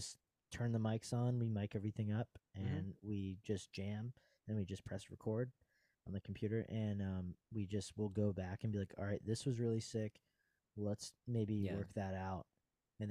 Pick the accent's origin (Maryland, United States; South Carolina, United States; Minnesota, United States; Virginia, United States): Virginia, United States; Virginia Beach; accent: VB accent; Southern Philadelphia; I probably have a pretty gnarly VB accent because I'm like our whole family is like from VB